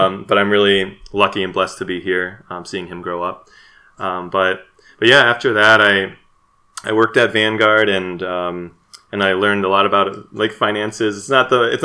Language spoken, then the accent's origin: English; Southeast Michigan, United States; moved away as an adult; also born or lived in South Korea; I grew up in Southeast Michigan